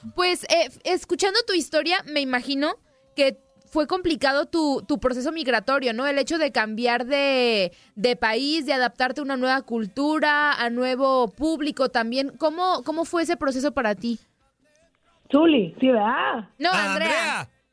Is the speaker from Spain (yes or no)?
no; Chihuahua, Mexico; now in Los Angeles, United States; yo soy de Chihuahua